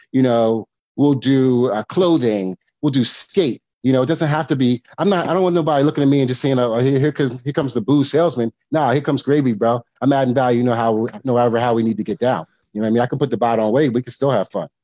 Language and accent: English; East Coast, United States; moved away as an adult; also born or lived in Charlotte, North Carolina; I'm from the East Coast, but went to school down south